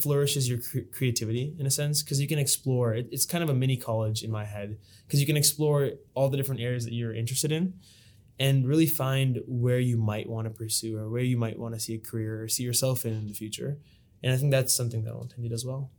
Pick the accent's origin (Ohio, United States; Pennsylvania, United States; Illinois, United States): Ohio, United States; Lewis Center; born and brought up in Lewis Center, Ohio.